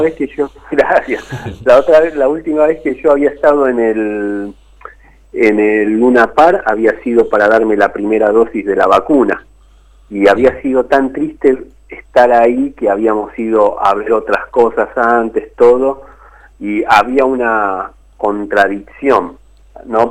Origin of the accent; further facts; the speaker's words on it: Isidro Casanova, Buenos Aires Province, Argentina; also born or lived in Rafael Castillo; yo me crié primero en Rafael Castillo, en un barrio que no existe más, que era Los Eucaliptus, y después mis viejos pudieron acceder a un terreno en el barrio Los Pinos que se estaba formando ahí en Isidro Casanova